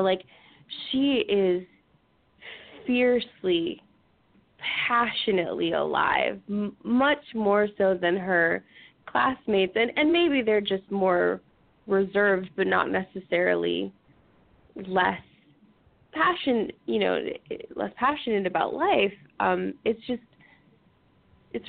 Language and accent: English; United States; I'm American